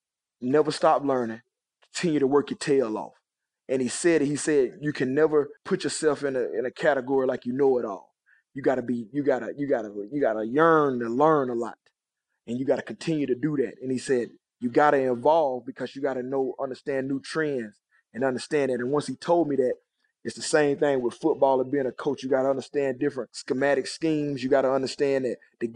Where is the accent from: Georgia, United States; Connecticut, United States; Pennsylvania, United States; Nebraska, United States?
Georgia, United States; East Point; moved away; also born or lived in Texas; I was from East Point